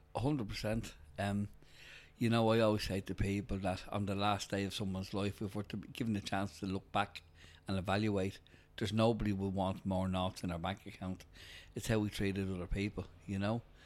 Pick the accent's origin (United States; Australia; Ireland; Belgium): Ireland; Dublin, Leinster; originally I grew up in Bald's Bridge